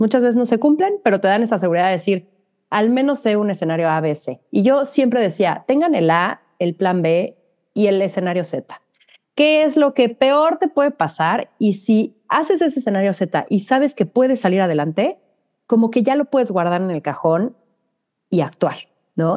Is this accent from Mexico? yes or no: yes; Mexico; now in New York, United States